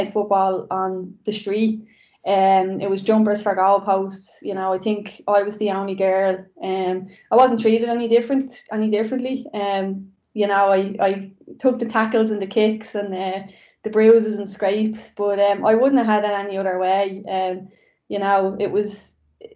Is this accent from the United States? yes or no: no; Dublin, Leinster, Ireland; we grew up in Coolock